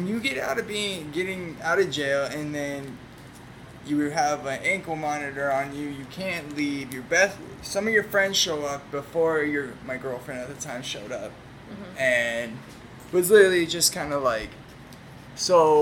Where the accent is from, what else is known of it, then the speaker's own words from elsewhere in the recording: Arizona, United States; Born and raised in Arizona